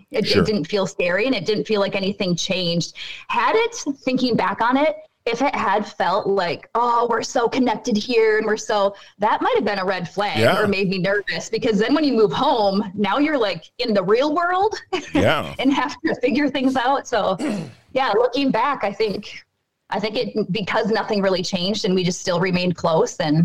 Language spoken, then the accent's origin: English; Byron, Minnesota, United States; moved away as an adult; Byron, Minnesota, where I grew up, a town of 3,000